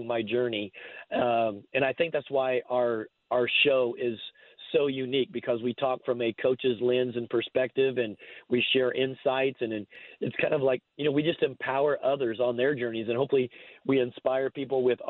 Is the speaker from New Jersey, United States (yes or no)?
no; Indiana, United States; now in Salt Lake City, United States; I grew up in Indiana